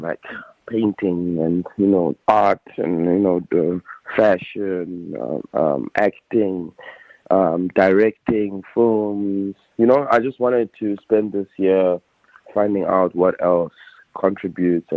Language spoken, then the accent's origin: English; New York City, New York, United States; We're both from Queens